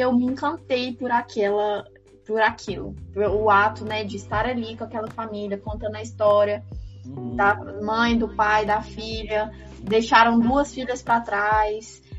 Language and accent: Portuguese; Goiás, Brazil; Eu tenho 20 anos, eu sou goiana